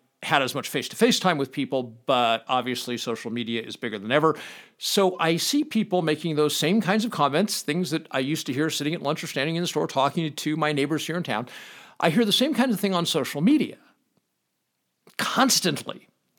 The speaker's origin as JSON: {"language": "English", "town": "Los Angeles", "region": "California", "country": "United States", "lives_now": "Pahrump, United States", "said": "I come from Los Angeles, so this is a really small town."}